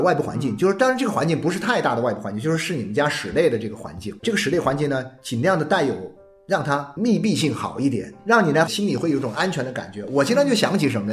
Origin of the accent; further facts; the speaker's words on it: Nanchang, Jiangxi, China; now in Guangzhou, China; 以前我是在南昌啊，我们南昌呢，你至少别的不说哈，我在冬天的时候，一般到了十来点钟，十一二点大家，那就就已经很晚对，了大家都关灯呢对，就睡了